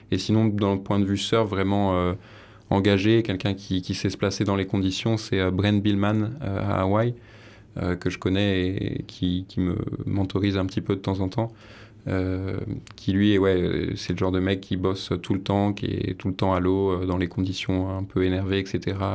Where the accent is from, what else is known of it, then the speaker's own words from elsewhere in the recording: Paris, Île-de-France, France; moved away; Moi, je suis né à Paris